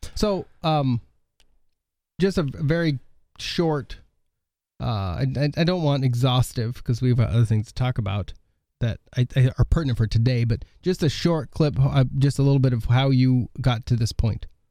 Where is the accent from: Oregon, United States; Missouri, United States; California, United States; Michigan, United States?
Oregon, United States; now in Millbank, United States; I grew up in Oregon